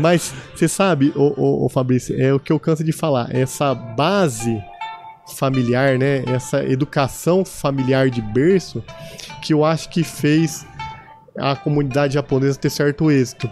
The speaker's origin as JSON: {"language": "Portuguese", "town": "São José do Rio Preto", "region": "São Paulo", "country": "Brazil", "tie": "born or raised there", "also_born_or_lived": "Osasco", "accent": "caipira", "said": "eu nasci em São José do Rio Preto"}